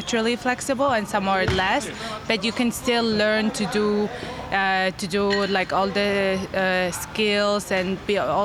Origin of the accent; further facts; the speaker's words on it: Mongolia; I'm a contortionist at Totem, and I'm from Mongolia